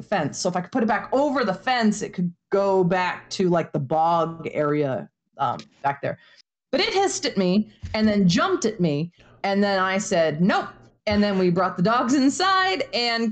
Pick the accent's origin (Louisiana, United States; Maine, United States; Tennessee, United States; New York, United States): Maine, United States; moved away as an adult; also born or lived in Arizona / Indiana; now in Florida, United States; I grew up in Maine. I moved to Arizona for my master's degree, so I lived out there for a while. I lived in Indiana when I was working on my doctorate